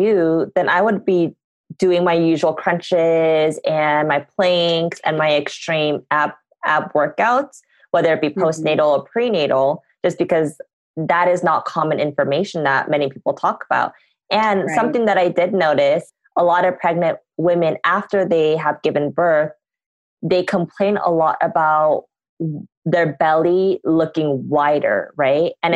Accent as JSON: {"language": "English", "country": "United States", "said": "I am an American"}